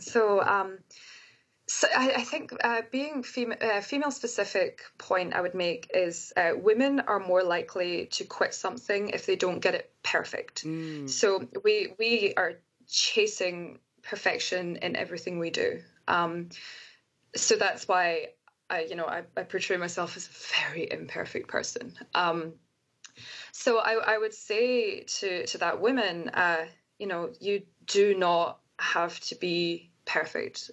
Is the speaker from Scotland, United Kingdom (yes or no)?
yes; Scotland, United Kingdom; now in United States; being a scottish person in america is as soon as I open my mouth and they hear my accent